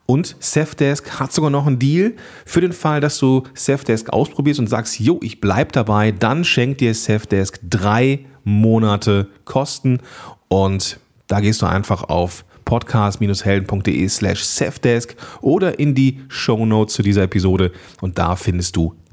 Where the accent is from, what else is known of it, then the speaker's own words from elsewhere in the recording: North Rhine-Westphalia, Germany; born there; Bin ja geboren am Niederrhein. Das ist ja nun Steinwurf von Venlo entfernt.